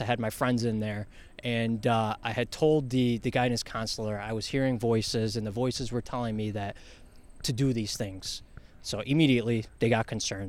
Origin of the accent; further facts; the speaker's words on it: New York City, New York, United States; now in Rochester, United States; I'm from Bronx. It's the Bronx, you know.